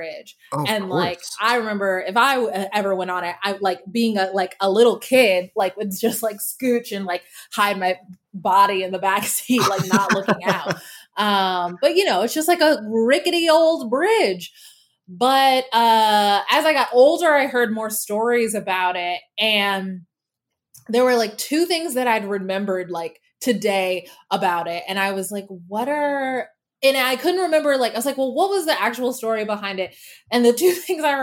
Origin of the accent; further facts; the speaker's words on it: Denton, Texas, United States; moved away as an adult; now in Los Angeles, United States; I grew up in Texas, as you may know, and I grew up in Denton specifically